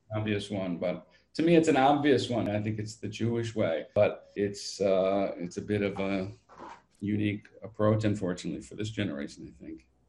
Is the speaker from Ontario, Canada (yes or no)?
yes; London, Ontario, Canada; also born or lived in Toronto; now in Israel; I grew up actually in London, Ontario.